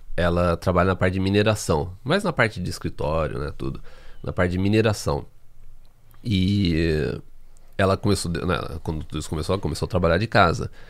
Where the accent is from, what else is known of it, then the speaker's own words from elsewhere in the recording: Brazil; moved away as an adult; now in Canada; Eu saí do Brasil, eu trabalhava como freelancer no Brasil